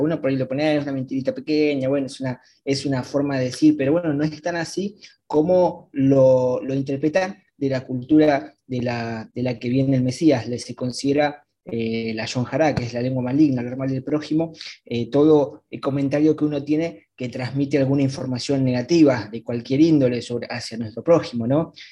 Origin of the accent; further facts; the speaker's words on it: Argentina; yo soy de Argentina.